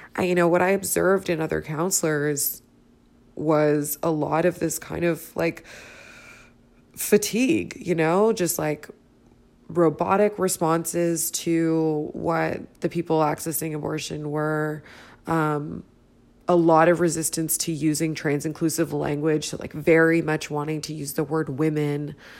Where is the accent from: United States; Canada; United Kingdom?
Canada; Toronto, Ontario; I'm from Toronto, Canada